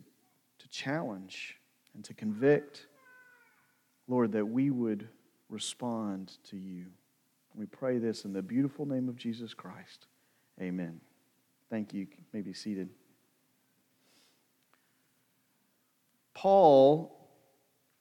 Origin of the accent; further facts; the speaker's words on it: New London, Missouri, United States; also born or lived in Hannibal, Missouri; when I was growing up in Hannibal and New London, it depended on where I was and who I was speaking to, where I told them I was from